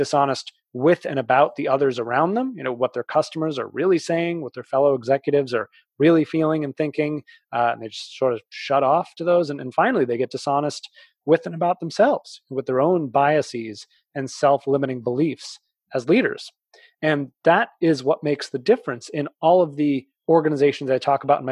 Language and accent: English; outside of Boston, Massachusetts, United States; I grew up outside of Boston.